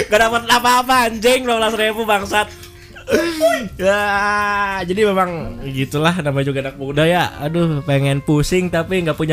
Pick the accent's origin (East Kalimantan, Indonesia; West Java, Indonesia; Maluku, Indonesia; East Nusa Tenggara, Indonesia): West Java, Indonesia; Cirebon; sih dari dari gua lahir gua udah di Cirebon. Terus terus gua tumbuh besar di Cirebon. Rumah gua di kabupaten cuman Uh